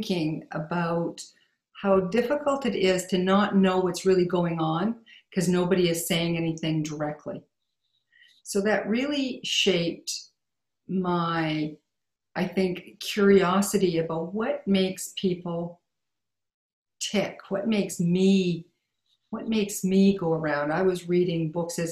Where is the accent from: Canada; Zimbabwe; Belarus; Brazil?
Canada; Saskatchewan; I grew up in Saskatchewan